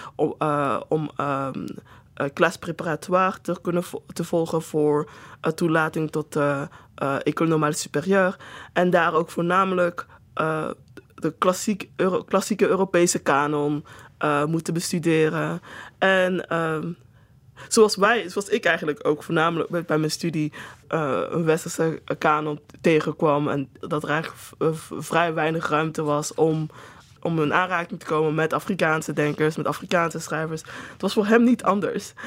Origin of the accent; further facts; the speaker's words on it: Netherlands; ik dus in Nederland ben geboren en opgegroeid